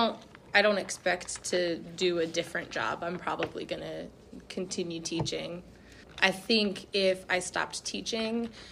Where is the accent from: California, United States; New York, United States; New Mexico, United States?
New Mexico, United States; also born or lived in Louisiana; now in Arkansas, United States; so I was born in Louisiana, but I grew up in New Mexico